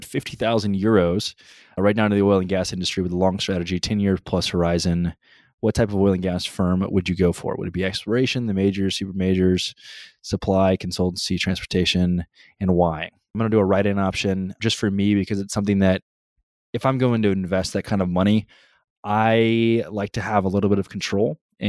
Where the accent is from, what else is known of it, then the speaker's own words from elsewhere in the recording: College Station, Texas, United States; For those of you who don't know, I grew up in College Station, but I actually never went to the university.